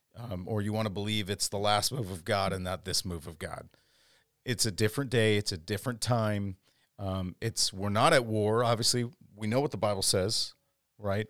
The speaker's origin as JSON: {"language": "English", "town": "Chicago", "region": "Illinois", "country": "United States", "tie": "born or raised there", "also_born_or_lived": "Dallas, Texas / Wisconsin / Twin Cities, Minnesota", "moved": "as an adult", "said": "I planted a church five years ago, about 20 minutes south of you in the southwest suburbs of Chicagoland. I grew up here"}